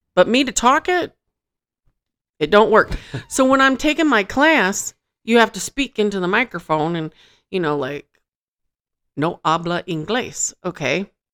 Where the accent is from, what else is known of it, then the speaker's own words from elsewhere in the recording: Michigan, United States; now in Las Vegas, United States; I'm from Michigan